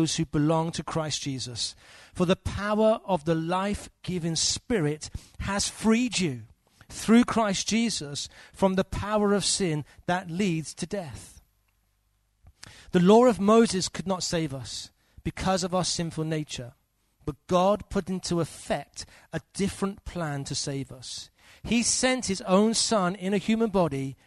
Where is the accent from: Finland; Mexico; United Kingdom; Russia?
United Kingdom; England; As an Englishman.